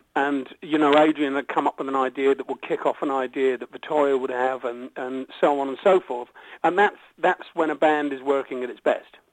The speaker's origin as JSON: {"language": "English", "country": "United Kingdom", "tie": "born or raised there", "said": "the stuff that we've grown up with here is sort of classic British pop"}